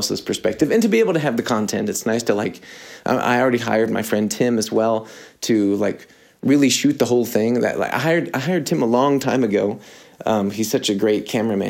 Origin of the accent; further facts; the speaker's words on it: United States; I'm American